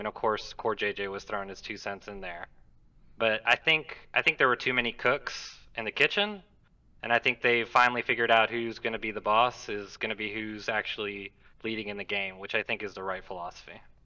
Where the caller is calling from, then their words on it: Alabama, United States; I am calling from Alabama